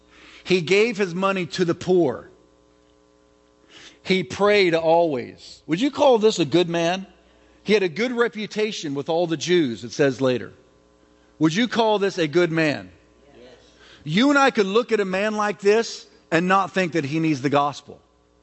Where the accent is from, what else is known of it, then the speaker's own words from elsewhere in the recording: Charlotte, North Carolina, United States; Babe Ruth, the great king of SWAT, came to my hometown of Charlotte, North Carolina to play an exhibition game.